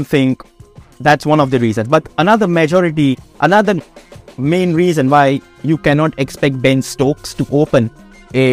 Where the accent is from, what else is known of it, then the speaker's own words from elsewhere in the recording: India; I am an Indian.